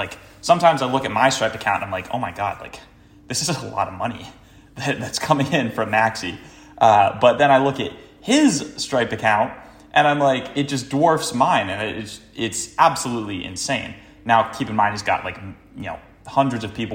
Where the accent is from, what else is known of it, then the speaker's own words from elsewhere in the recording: Cape Cod, Massachusetts, United States; also born or lived in Boston; now in Los Angeles, United States; I'm from Cape Cod originally.